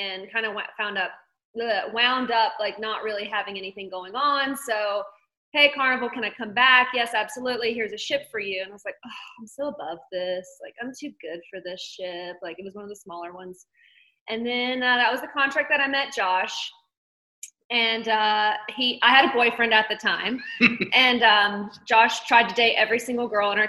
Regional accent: Myrtle Beach, South Carolina, United States; moved away; I'm from South Carolina, Myrtle Beach, originally

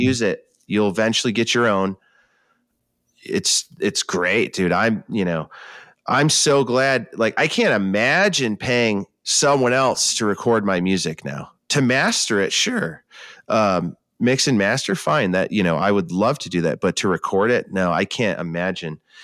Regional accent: New York, United States; moved away as an adult; now in West Coast, United States; That's my home state

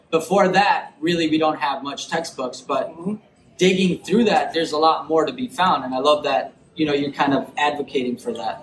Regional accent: Chicago, Illinois, United States; I'm, I'm from Chicago

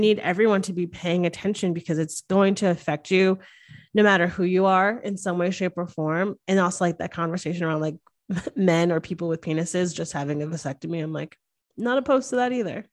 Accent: the North, United States; now in Texas, United States; I come from the North

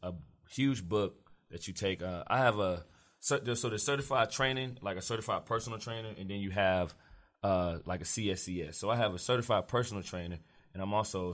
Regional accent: Charlotte, North Carolina, United States; I'm from Charlotte, one of the few born and raised. I've been here my whole life

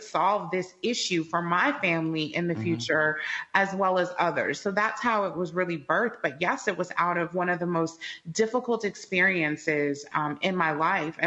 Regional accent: Chicago, Illinois, United States; We're both from the Midwest. I'm from Chicago

